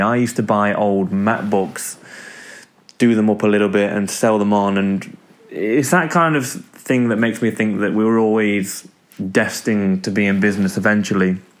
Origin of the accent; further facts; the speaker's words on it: Derby, East Midlands, United Kingdom; I'm from Derby in the UK